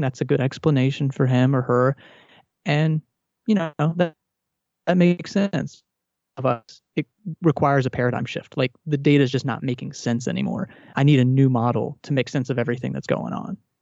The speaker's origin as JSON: {"language": "English", "region": "Texas", "country": "United States", "tie": "born or raised there", "said": "I grew up in Texas in a Southern Baptist uh, home"}